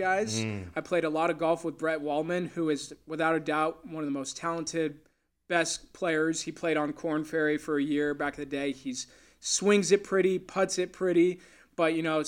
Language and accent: English; Valencia, California, United States; I grew up in Valencia at Valencia Country Club.